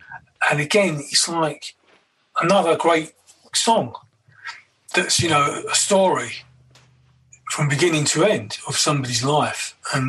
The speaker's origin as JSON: {"language": "English", "town": "Kentish Town", "region": "London", "country": "United Kingdom", "tie": "born or raised there", "lives_now": "Brighton, United Kingdom", "said": "every now and then I go back. I've been living in Brighton for 14 years. I go back to the old area"}